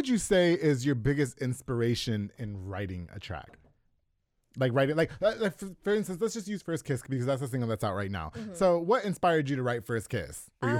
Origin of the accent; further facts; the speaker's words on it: New York, United States; I'm from New York.